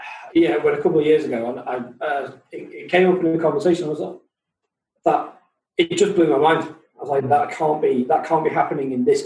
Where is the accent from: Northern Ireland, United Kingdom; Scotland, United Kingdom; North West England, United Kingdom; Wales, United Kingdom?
Wales, United Kingdom; Buckley; I'm from Buckley.